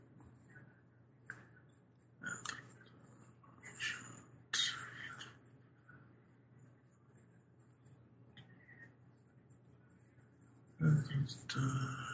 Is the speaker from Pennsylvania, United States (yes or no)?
no; Boston, Massachusetts, United States; moved away; growing up in Boston